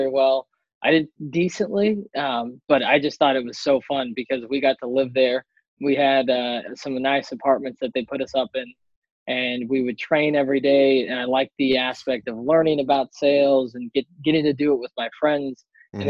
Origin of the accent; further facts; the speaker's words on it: Modesto, California, United States; also born or lived in Boise, Idaho / Los Angeles / Nashville; I'm originally from Northern California, a little town called Modesto